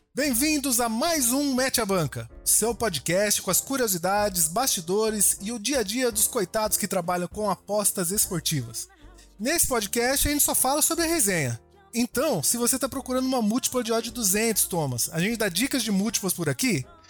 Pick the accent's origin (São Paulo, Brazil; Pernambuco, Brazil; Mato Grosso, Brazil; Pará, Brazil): Mato Grosso, Brazil; Cuiabá; eu tô aqui representando o Centro-Oeste, sou de Cuiabá, Mato Grosso